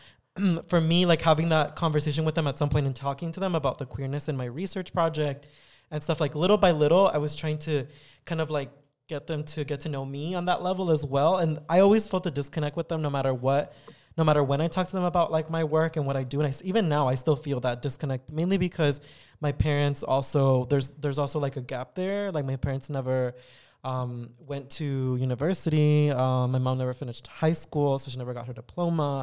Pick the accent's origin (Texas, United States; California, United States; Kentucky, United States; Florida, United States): California, United States; San Diego; also born or lived in Tijuana, Mexico / Riverside, California; I had spent most of my childhood in San Diego, going to school in San Diego until eventually I graduated from high school